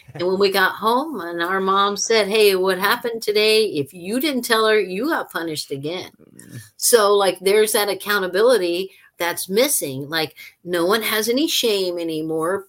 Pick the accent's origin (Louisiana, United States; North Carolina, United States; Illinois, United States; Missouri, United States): Louisiana, United States; Louisiana, my home state